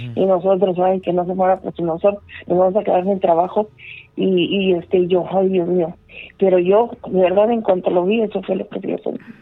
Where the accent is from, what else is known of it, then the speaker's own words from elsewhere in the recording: Mexico; now in Chicago, United States; nací en México, pero estoy en mm. Chicago